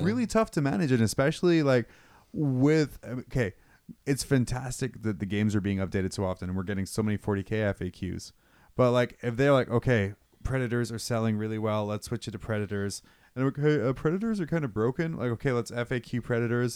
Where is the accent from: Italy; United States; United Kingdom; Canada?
United Kingdom; moved away; move back to my home country.